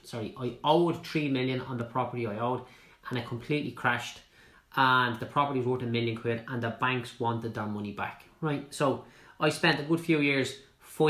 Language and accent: English; Clondalkin, Leinster, Ireland; I'm from Clondalkin